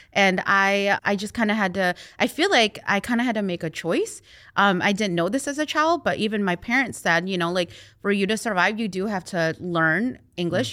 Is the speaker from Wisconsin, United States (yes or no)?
yes; Wausau, Wisconsin, United States; first language Hmong; English is a second language; now in Eau Claire, United States; I was born in Wausau